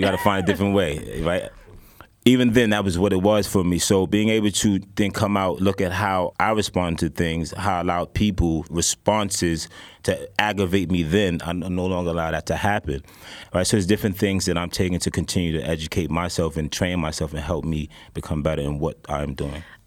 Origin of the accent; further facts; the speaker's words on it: New York City, New York, United States; I'm from downtown Brooklyn. I'm actually from Whitehall, Gowanus houses